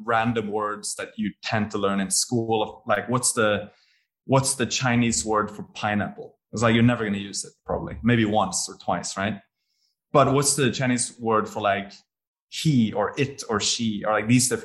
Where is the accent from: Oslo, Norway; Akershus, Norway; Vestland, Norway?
Vestland, Norway; Bergen; moved away as an adult; also born or lived in Bologna, Italy / Edinburgh, United Kingdom / Paris, France; now in Singapore; I had always lived in my hometown of Bergen and never tried living anywhere else.